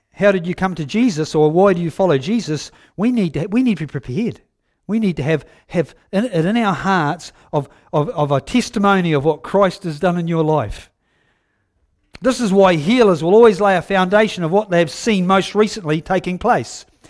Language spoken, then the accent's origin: English; Huntly, Waikato, New Zealand; I'm from Huntley. I was born up on top of the hill there in nineteen fifty-six